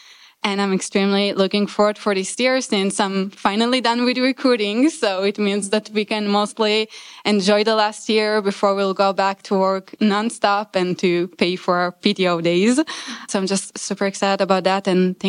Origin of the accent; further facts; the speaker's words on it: Israel; moved away as an adult; I'm originally from Israel.